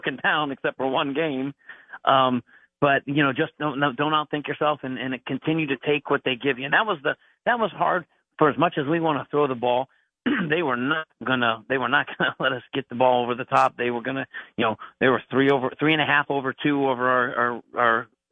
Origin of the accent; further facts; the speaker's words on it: Summit County, Ohio, United States; being a Summit County kid, growing up in Summit and County